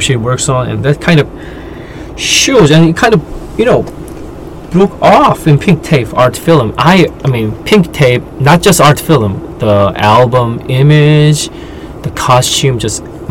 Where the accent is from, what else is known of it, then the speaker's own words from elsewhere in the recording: South Korea; born and raised in Korean culture